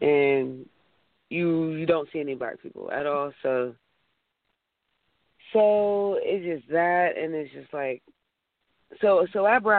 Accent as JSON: {"language": "English", "town": "Pittsburgh", "region": "Pennsylvania", "country": "United States", "said": "I'm from Pittsburgh."}